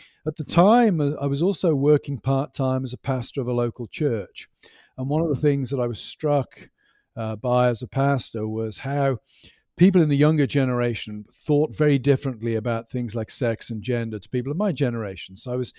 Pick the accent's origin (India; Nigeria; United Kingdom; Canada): United Kingdom; Stroud, South West England; No, I'm from the United Kingdom, specifically from England. I grew up in the West Country over in Gloucestershire near a town called Stroud.